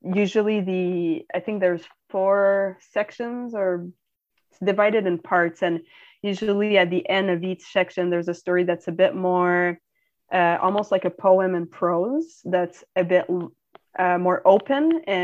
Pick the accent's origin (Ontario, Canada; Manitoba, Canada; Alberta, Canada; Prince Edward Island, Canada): Ontario, Canada; Ottawa; Ottawa, which is my hometown